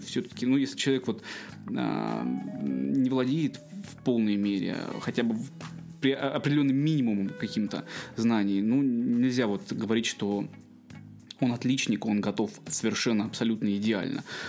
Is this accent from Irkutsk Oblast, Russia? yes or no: yes; Irkutsk Oblast, Russia; moved away as an adult; also born or lived in Chukotka; now in Kaliningrad, Russia; у себя дома в Иркутской области, в родном городе